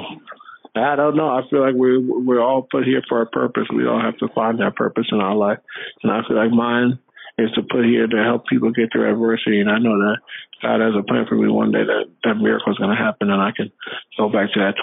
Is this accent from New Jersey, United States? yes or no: yes; New Jersey, United States; I was 20 minutes from Rutgers